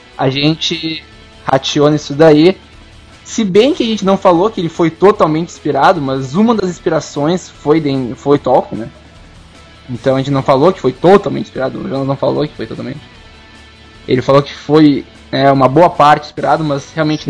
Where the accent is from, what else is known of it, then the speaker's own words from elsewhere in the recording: South Region, Brazil; e a gente é do Sul